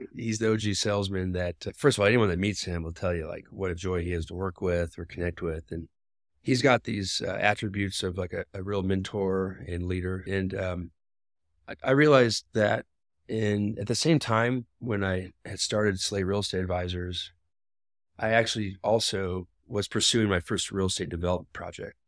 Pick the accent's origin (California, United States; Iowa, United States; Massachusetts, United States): Iowa, United States; Des Moines; now in Denver, United States; I live in Denver, and I work for a developer, um, but I grew up in Des Moines